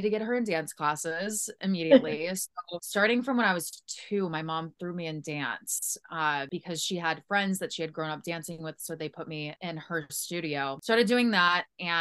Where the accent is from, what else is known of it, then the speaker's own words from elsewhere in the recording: St. Louis, Missouri, United States; I'm from St. Louis